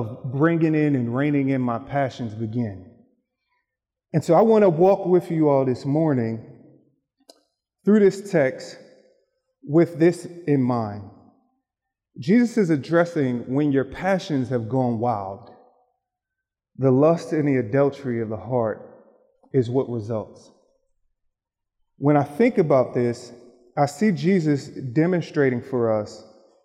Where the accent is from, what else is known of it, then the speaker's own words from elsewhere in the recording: Philadelphia, Pennsylvania, United States; moved away; I grew up in Philadelphia, Pennsylvania, where basketball is king